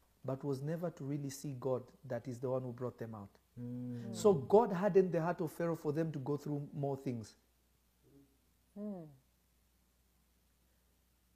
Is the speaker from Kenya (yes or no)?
yes; Kenya; there was a certain religion I grew up in Kenya